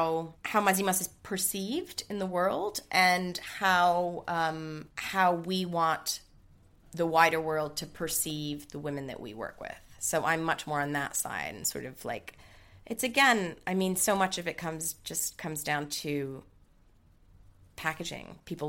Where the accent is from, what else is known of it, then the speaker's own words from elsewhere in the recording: New York, United States; accent: American; I'm half Greek, half German, but I grew up in New York, hence the American accent.